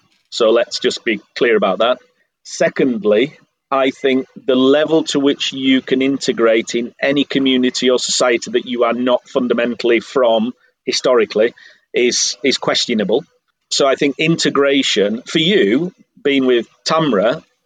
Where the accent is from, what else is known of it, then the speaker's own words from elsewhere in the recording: Yorkshire and the Humber, United Kingdom; moved away as an adult; now in Štrigova, Croatia; I come from a culture where I just believe that I'm lucky enough to have been born in Yorkshire